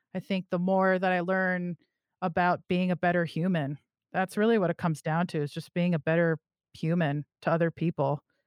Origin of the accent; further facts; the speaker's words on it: California, United States; I'm also from California